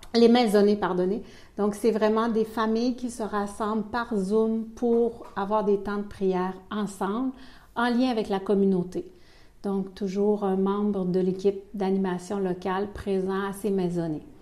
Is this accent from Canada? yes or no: yes; Quebec City, Quebec, Canada; accent: Québécois; moved away as an adult; also born or lived in Ivory Coast; now in Belgium